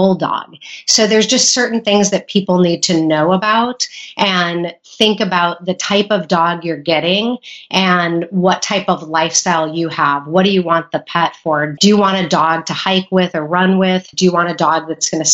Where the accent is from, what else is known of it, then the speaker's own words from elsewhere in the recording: Illinois, United States; moved away; also born or lived in California; I went to vet school in Illinois, where I'm originally from. Went back to my home state